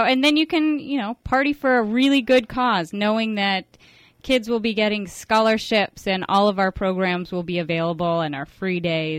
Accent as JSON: {"language": "English", "town": "Oceanside", "region": "California", "country": "United States", "tie": "born or raised there", "said": "Where I grew up in San Diego, in Oceanside."}